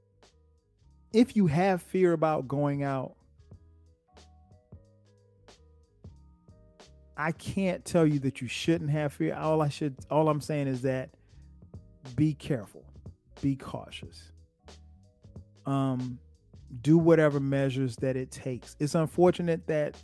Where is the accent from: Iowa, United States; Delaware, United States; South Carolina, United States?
South Carolina, United States; Florence; in Florence, South Carolina, in my hometown